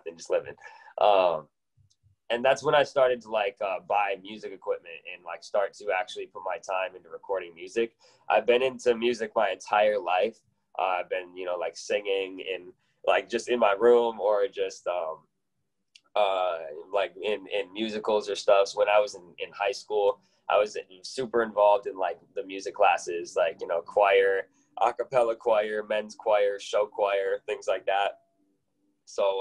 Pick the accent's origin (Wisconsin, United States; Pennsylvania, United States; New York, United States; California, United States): Wisconsin, United States; Janesville; now in Milwaukee, United States; I grew up in Janesville, Wisconsin